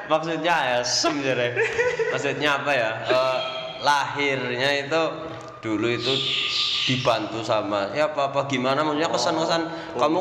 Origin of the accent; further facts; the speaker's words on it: Central Java, Indonesia; accent: Ngapak; Nah, ngomong-ngomong kampung halaman dan bahasa saya juga kan ngapak ya kan ya apa?